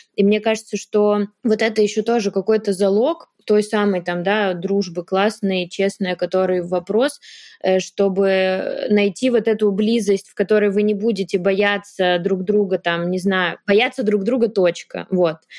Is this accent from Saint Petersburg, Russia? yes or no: no; Yaroslavl, Yaroslavl Oblast, Russia; moved away; Мы оба из Ярославля, мы жили в одном районе, недалеко друг от друга.